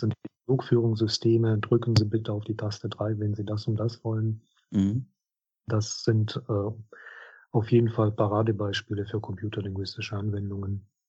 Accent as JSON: {"language": "German", "region": "Minsk", "country": "Belarus", "tie": "born or raised there", "second_language": "German", "moved": "as an adult", "lives_now": "Trier, Germany", "said": "in Minsk, in meiner Heimatstadt"}